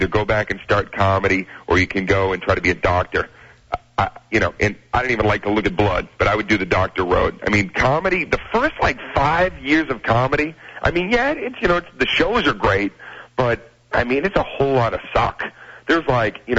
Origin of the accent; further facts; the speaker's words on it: Boston, Massachusetts, United States; I'm from Boston